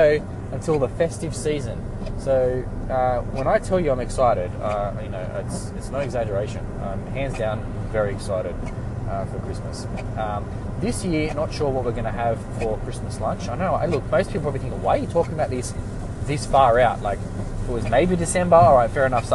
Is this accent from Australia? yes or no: yes; Australia; we're Australian